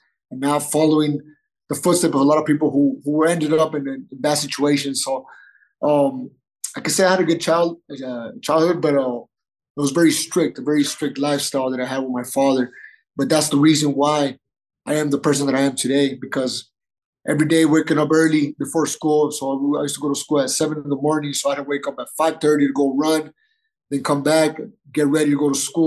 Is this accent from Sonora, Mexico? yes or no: yes; Nogales, Sonora, Mexico; moved away; also born or lived in San Diego / Guadalajara; I'm originally from Nogales, Sonora